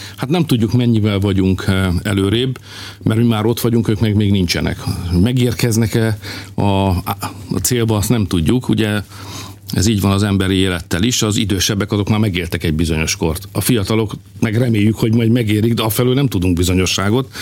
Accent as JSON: {"language": "Hungarian", "country": "Hungary"}